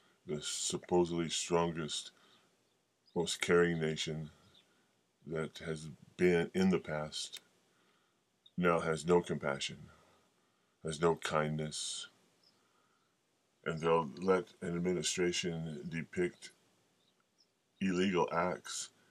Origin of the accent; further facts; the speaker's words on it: Bayfield, Colorado, United States; my hometown, the town I was born and raised in, Bayfield, Colorado